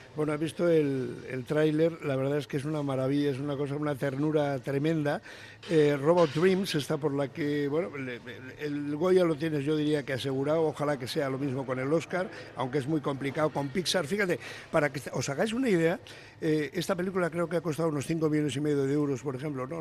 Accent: Bilbao, Basque Country, Spain; los de Bilbao nacemos donde queremos

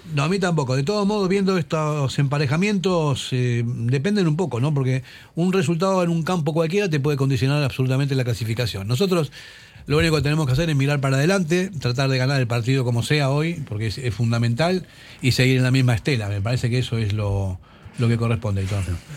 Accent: Argentina; moved away; Yo como, como argentino

